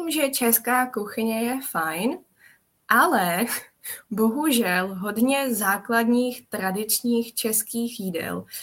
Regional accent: Czechia; Takže já paradoxně, ačkoliv jsem Čech, tak moc českou kuchyni nevařím

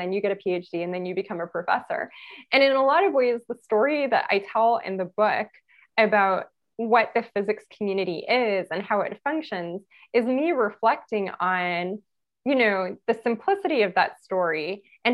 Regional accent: Los Angeles, California, United States; I'm from Los Angeles, from East Los Angeles.

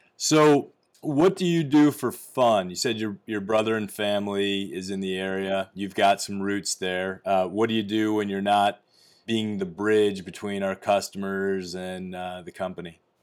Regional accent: Midwest, United States; I grew up in the Midwest, in the U S

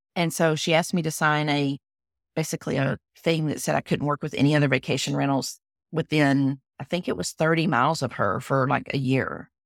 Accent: Texas, United States; accent: Southern; I am a Texan. You can tell from my accent. I'm sh, I'm a Southern girl. and I'm a fifth generation Texan

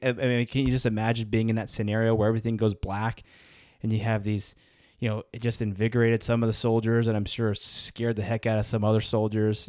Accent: United States; as an American, it's in my blood

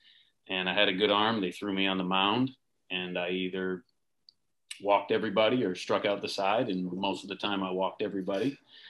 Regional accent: Connecticut, United States; Then I went to Southington High School, which is a town right next to mine.

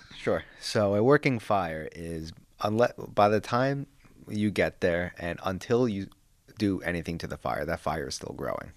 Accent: Long Island, New York, United States; moved away; I'm from Long Island, New York

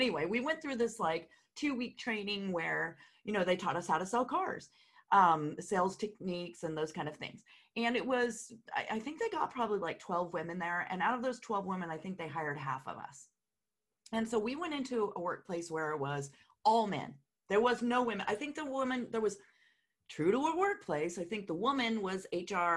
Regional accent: California, United States; moved away; I'm originally from California

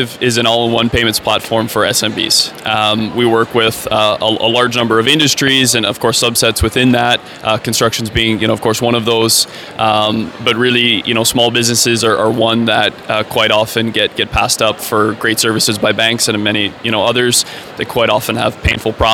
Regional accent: Canada; I'm a Canadian

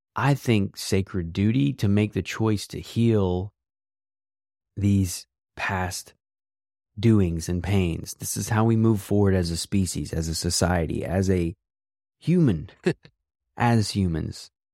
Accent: West Virginia, United States; I grew up in West Virginia

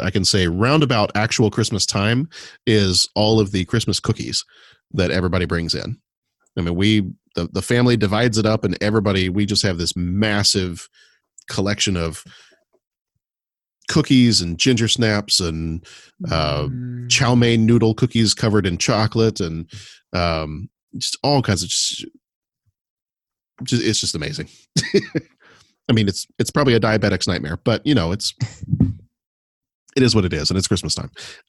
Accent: Texas, United States; I actually have to say not necessarily, really? Because I grew up in Texas.

